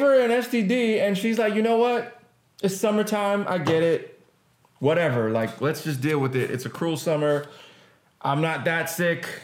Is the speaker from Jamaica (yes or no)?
yes; Jamaica; I'm Jamaican